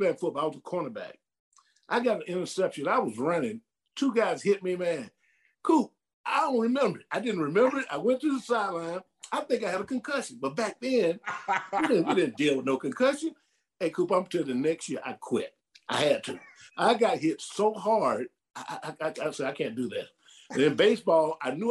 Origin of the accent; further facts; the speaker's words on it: Macon, Georgia, United States; moved away as an adult; now in Phoenix, United States; I'm from Macon, Georgia.